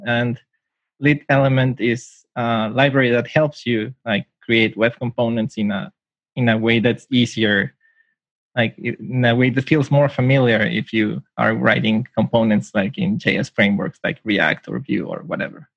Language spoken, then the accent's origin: English; Mexico; now in Tokyo, Japan; I'm from Mexico, but I'm currently living in Japan